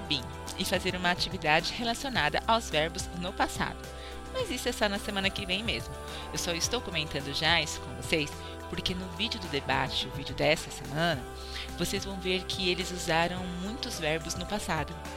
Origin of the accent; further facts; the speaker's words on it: Brazil; como brasileiros